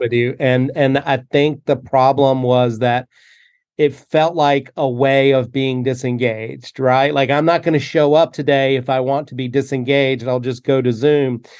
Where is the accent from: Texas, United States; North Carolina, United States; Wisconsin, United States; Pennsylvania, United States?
North Carolina, United States; moved away; growing up in North Carolina